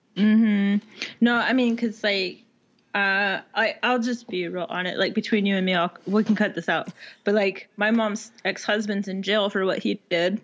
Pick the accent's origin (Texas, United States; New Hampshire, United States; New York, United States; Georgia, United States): Texas, United States; also born or lived in Washington / Alaska; this is Texas, so I mean, if you ain't good with a gun, you got a problem